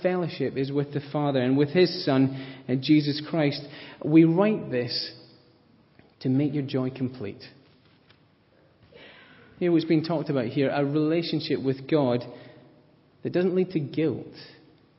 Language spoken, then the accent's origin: English; Scotland, United Kingdom; I am Scottish